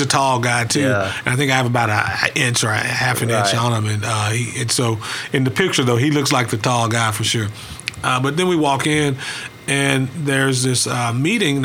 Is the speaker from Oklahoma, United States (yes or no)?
yes; Lawton, Oklahoma, United States; I'm from Oklahoma, oil and gas state